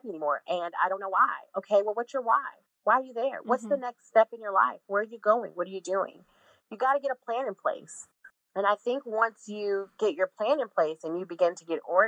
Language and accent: English; Illinois, United States; moved away as an adult; also born or lived in Jacksonville, Florida; now in Atlanta, United States; I'm from Illinois